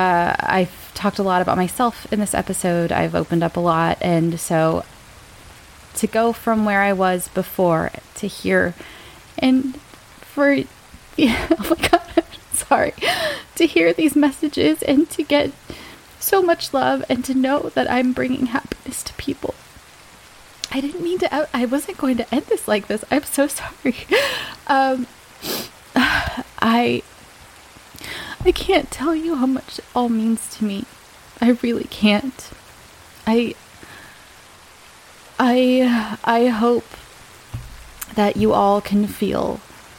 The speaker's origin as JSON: {"language": "English", "town": "El Centro", "region": "California", "country": "United States", "tie": "born or raised there", "moved": "yes", "lives_now": "Arizona, United States", "said": "I was born in El Centro, California, just like Cher"}